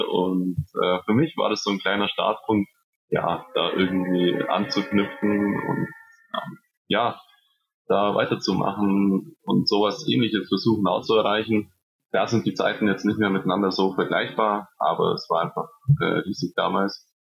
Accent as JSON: {"language": "German", "town": "Nesselwang", "region": "Bavaria", "country": "Germany", "tie": "born or raised there", "said": "in meinem Heimatort, mein Heimatverein"}